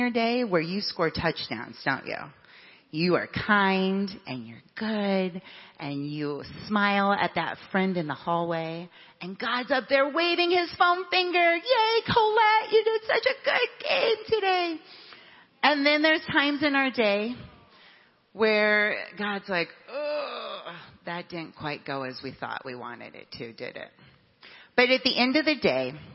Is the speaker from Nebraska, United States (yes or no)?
yes; Nebraska, United States; now in Michigan, United States; I grew up in Nebraska